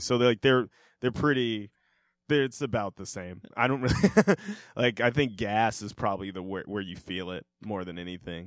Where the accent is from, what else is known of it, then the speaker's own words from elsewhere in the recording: Denver, Colorado, United States; they're my hometown team